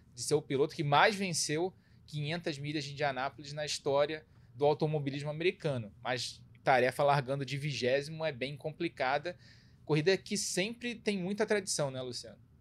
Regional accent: Brazil; a gente, como brasileiro

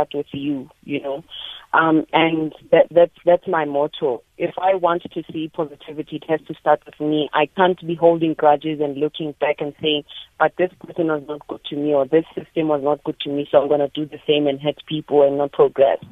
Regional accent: Johannesburg, Gauteng, South Africa; I was born and bred in Alexandra

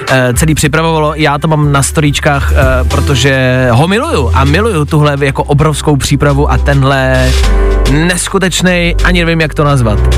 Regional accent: Teplice, Ústí nad Labem Region, Czechia; now in Prague, Czechia

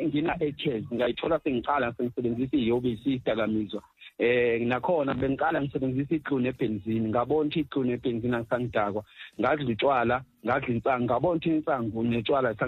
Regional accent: Durban, KwaZulu-Natal, South Africa; now in Pretoria, South Africa; Eh ngokuzalwa ngizalwa le eThekwini kwaMashu eh ngecebo likaNkuluNkulu ngihlala la ePitoli

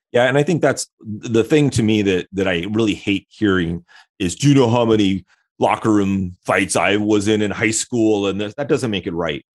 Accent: Michigan, United States; I'm from Michigan, I live in Michigan

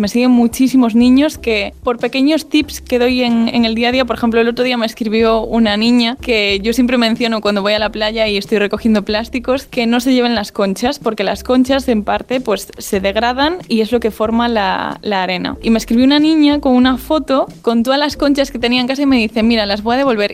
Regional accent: As Pontes, Galicia, Spain; yo soy de Aspontes, entonces claro, es un pueblo que está muy ligado a la naturaleza

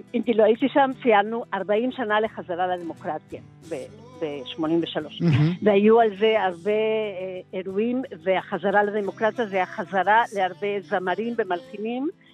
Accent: Argentina; now in Tel Aviv, Israel

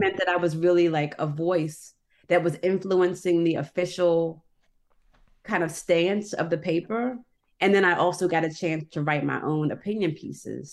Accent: Annapolis, Maryland, United States; I'm from Annapolis

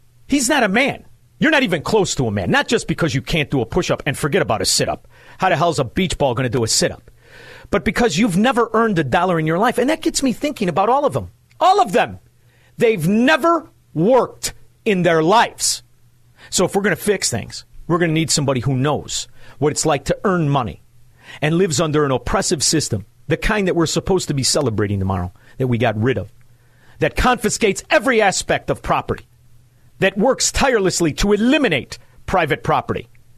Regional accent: Chicago, Illinois, United States; You see, I speak swindler scum. I'm from Chicago. I know how to speak it.

